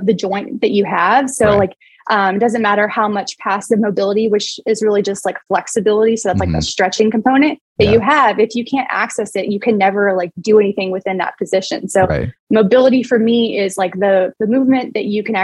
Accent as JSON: {"language": "English", "country": "United States", "tie": "born or raised there", "also_born_or_lived": "Arkansas / Oklahoma", "said": "We lived in like Arkansas growing up in Oklahoma"}